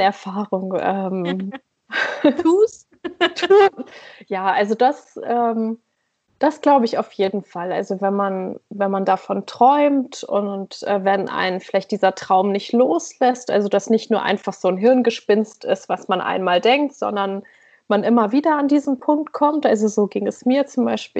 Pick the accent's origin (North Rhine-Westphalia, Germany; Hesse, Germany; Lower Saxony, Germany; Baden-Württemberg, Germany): Lower Saxony, Germany; East Frisia, near Leer; moved away as an adult; also born or lived in Berlin; now in Oslo, Norway; ich bin in Ostfriesland aufgewachsen, in okay, der Nähe von ja. Leer